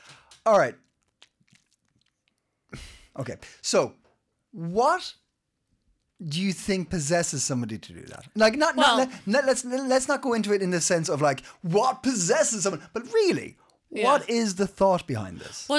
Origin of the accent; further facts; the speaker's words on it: Ireland; moved away; I'm Irish.